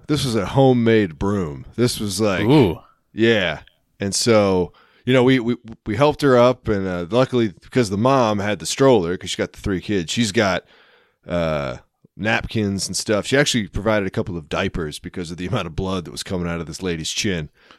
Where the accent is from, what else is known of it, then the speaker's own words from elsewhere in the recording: Philippines; … is a common Filipino name, and I am Filipino.